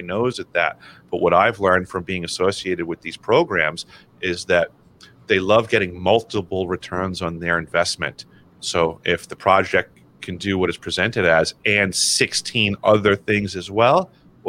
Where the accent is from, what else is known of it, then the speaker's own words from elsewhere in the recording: New York, United States; I'm from New York